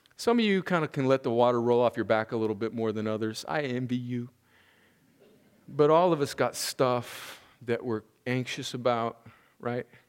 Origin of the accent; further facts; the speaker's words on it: United States; we as American Christians